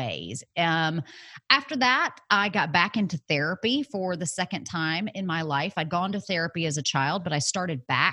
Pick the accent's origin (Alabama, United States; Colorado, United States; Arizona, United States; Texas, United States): Alabama, United States; moved away as an adult; also born or lived in San Francisco; I had moved away from home. I was from Alabama. I moved to San Francisco